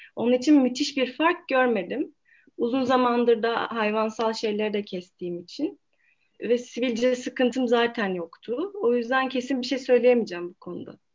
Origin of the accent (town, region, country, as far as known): İzmir, Turkey; moved away as an adult; now in Ankara, Turkey